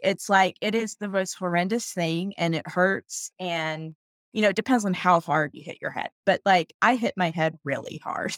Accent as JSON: {"language": "English", "region": "North Carolina", "country": "United States", "tie": "born or raised there", "moved": "as an adult", "said": "I'm from North Carolina, that's where I was raised"}